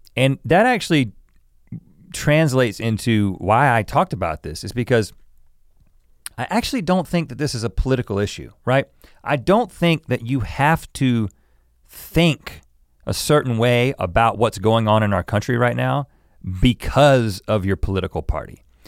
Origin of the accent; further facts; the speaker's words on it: the South, United States; I grew up in the South